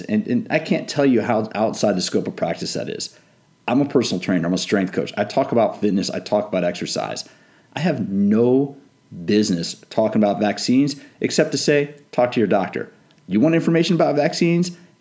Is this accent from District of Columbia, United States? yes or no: yes; Washington, District of Columbia, United States; I grew up in the Washington D.C. area, so I grew up around politics.